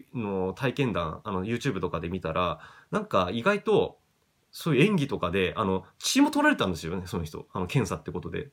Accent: Japan; 地元が東京に近くていい立地ではあるんですけど

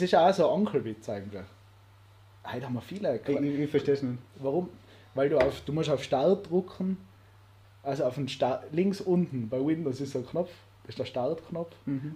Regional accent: Austria; als Österreicher

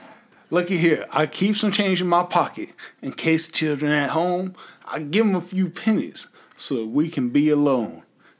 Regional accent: California, United States; I'm from California.

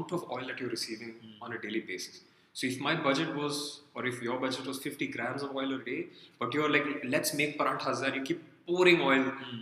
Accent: Punjab, India; moved away; I come from India, from Punjab, where we are ubiquitous with ghee

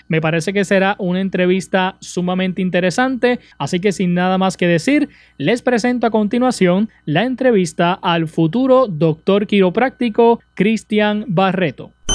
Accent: Utuado, Puerto Rico; mi pueblo de Utuado

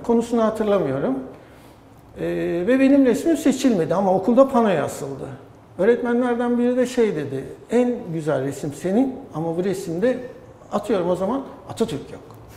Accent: Adapazarı, Sakarya, Turkey; Adapazarı'nda doğdum. Bütün gençliğim üniversiteye kadar orada geçti.

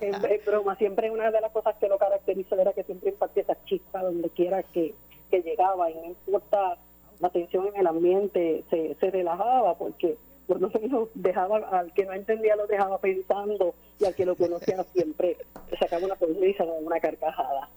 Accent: Puerto Rico; como ciudadanos, como puertorriqueños

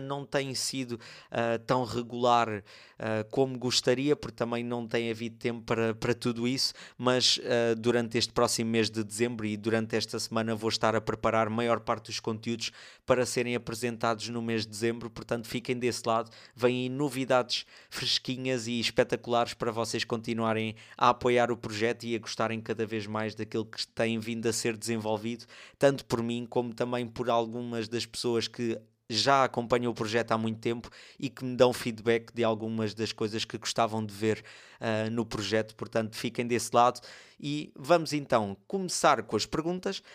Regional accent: Torres Vedras, Lisbon, Portugal; eu sou de Torres Vedras

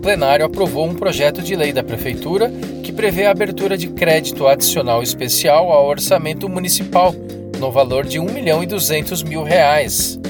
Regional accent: Osasco, São Paulo, Brazil; nasci em Osasco

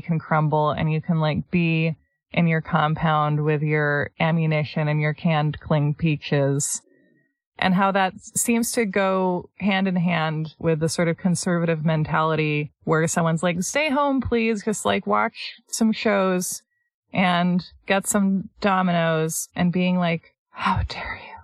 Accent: United States; as Americans

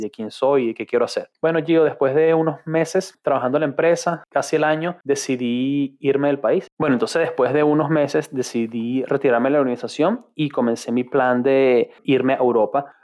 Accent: Caracas, Capital District, Venezuela; moved away as an adult; also born or lived in United Arab Emirates / Ireland; now in London, United Kingdom; la ciudad de Caracas soy bien, bien caraqueño

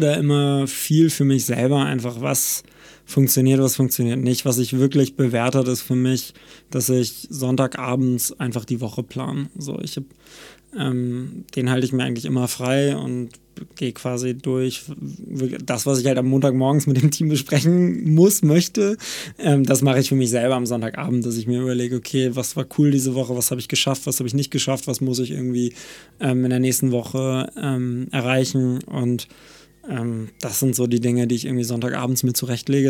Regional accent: Cuxhaven, Lower Saxony, Germany; moved away; also born or lived in Hamburg; ich komme aus Cuxhaven von der Nordseeküste

